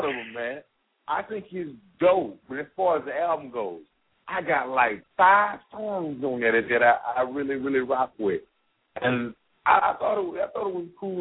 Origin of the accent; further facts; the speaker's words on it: Atlanta, Georgia, United States; I'm from Atlanta